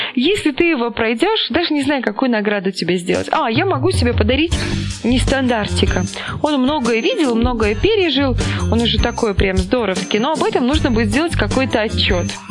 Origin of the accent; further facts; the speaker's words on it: Mogilev, Mogilev Region, Belarus; moved away as an adult; also born or lived in Saint Petersburg, Russia / Kaluga, Russia; из Могилева, которая работала тогда вот диспетчером такси в Питере